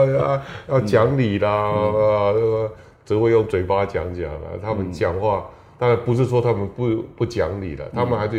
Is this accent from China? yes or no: no; Yunlin County, Taiwan; 我云林人，